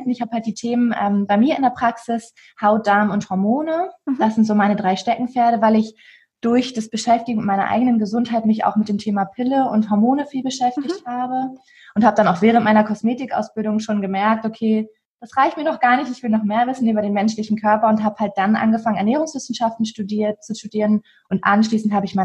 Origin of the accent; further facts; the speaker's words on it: Hamburg, Germany; ich bin 27 Jahre jung ich komme aus Hamburg, also bin geboren und groß geworden in Hamburg und immer noch stolze Hamburgerin.